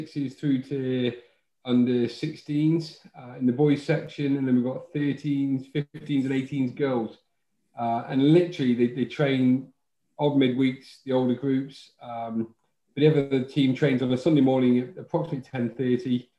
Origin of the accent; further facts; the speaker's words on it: Somerset, South West England, United Kingdom; moved away; I come from Somerset, and obviously rugby's massive down in Somerset compared to football. So when I moved up here